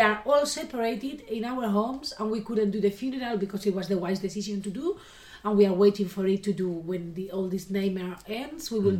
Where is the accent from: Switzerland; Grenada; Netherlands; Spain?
Spain; León, Castile and León; English is a second language; We are from Leon